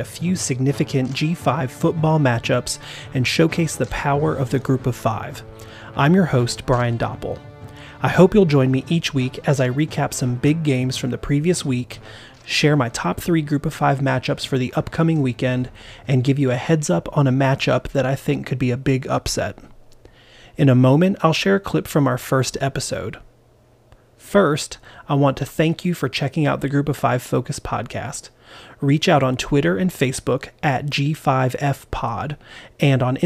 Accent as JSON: {"language": "English", "region": "New Jersey", "country": "United States", "tie": "born or raised there", "said": "I grew up in New Jersey"}